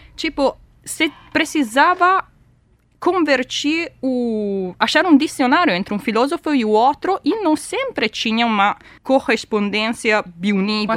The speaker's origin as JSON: {"language": "Portuguese", "country": "Italy", "moved": "yes", "lives_now": "Brazil", "said": "sou italiana e sou matemática"}